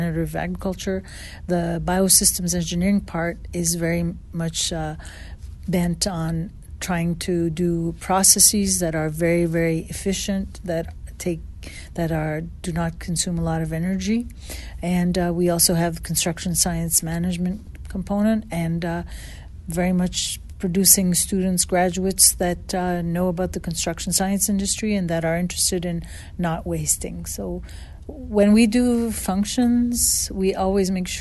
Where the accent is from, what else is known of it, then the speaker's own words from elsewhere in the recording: a town north of Montreal, Quebec, Canada; moved away as an adult; also born or lived in Saskatchewan / Arkansas / Tennessee; now in Knoxville, United States; I come originally from Quebec, Canada, a town north of Montreal, 60 miles north, where there was a lot of mountains, and I learned to ski at the age of 3